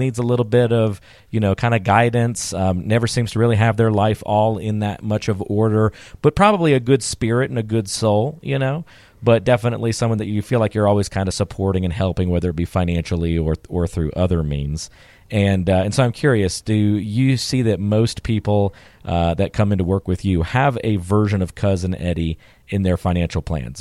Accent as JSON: {"language": "English", "region": "North Carolina", "country": "United States", "tie": "born or raised there", "said": "where I grew up in North Carolina"}